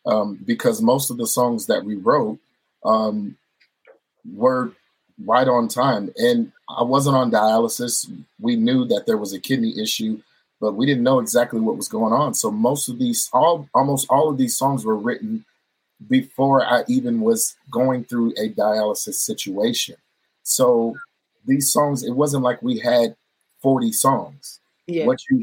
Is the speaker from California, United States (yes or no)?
yes; California, United States; also born or lived in Hawaii; I'm a military brat. I was born in Hawaii. We moved to California. I was raised in California.